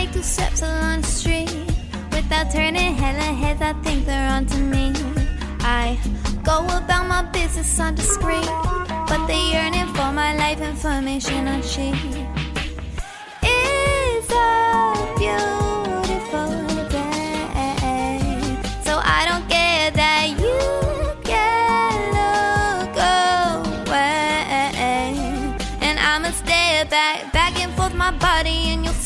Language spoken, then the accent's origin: English; New Jersey, United States; New Jersey, my hometown